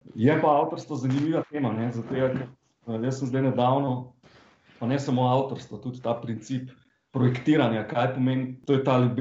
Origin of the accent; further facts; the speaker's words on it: Slovenia